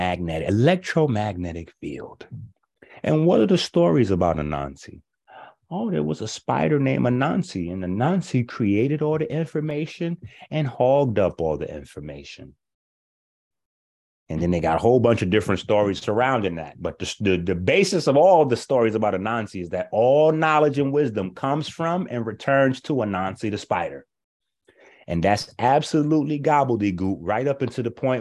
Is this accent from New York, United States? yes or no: yes; New York, United States; We grew up playing CeeLo in New York